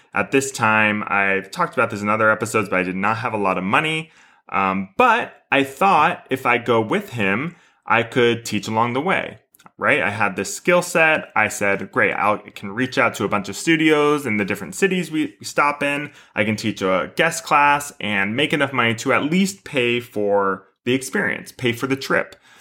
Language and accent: English; Houston, Texas, United States; moved away; my studio growing up in Houston